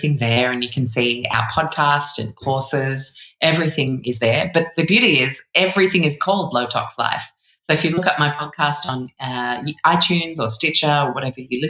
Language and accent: English; London, United Kingdom; also born or lived in Chicago; I'm from London myself, but we lived in Chicago for the first 5 years of my life